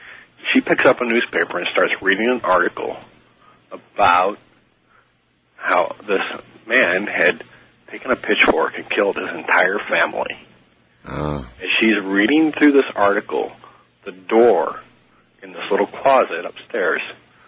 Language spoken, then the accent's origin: English; St. Louis, Missouri, United States; now in Jacksonville, United States; I'm calling from Jacksonville, Florida. I'm originally from St. Louis, Missouri.